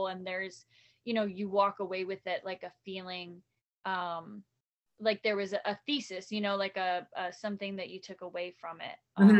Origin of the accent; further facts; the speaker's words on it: Long Island, New York, United States; also born or lived in New Jersey; I'm from New York, Long Island, New Jersey, kind of like back and forth all over the place. And a lot of like Long Island family.